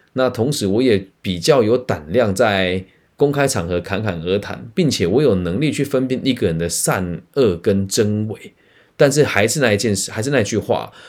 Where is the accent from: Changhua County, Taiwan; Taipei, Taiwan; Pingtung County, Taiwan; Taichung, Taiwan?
Changhua County, Taiwan; 特别是在我的家乡彰化这边